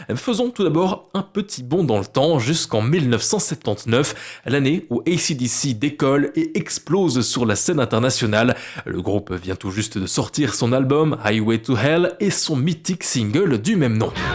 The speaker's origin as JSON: {"language": "French", "country": "Belgium", "said": "chez nous, en Belgique, à Namur"}